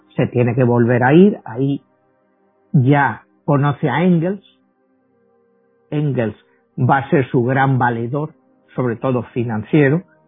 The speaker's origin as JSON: {"language": "Spanish", "country": "Spain", "moved": "yes", "said": "yo vengo de España"}